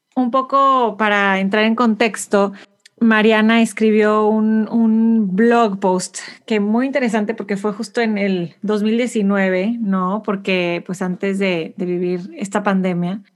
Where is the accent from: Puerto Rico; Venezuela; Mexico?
Mexico; moved away as an adult; now in Houston, United States; soy mexicana por todas estas razones, aunque ni siquiera vivo